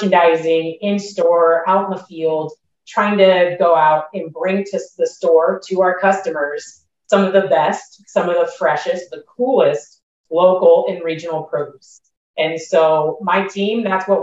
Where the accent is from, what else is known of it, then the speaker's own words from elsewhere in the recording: Monterey, California, United States; Born and raised in Monterey, California, Fresno State Bulldog alumni